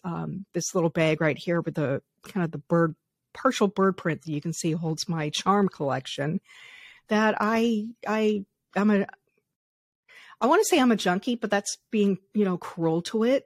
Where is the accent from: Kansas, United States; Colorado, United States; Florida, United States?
Colorado, United States; I grew up in Colorado in the 80s